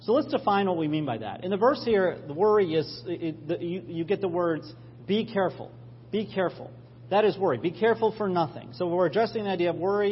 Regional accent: New York, United States; we're all New Yorkers

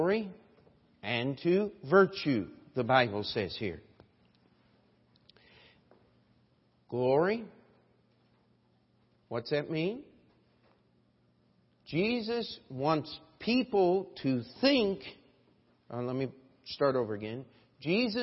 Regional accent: Westminster, Maryland, United States; now in New York, United States; when I was a little boy in my hometown, Westminster, Maryland

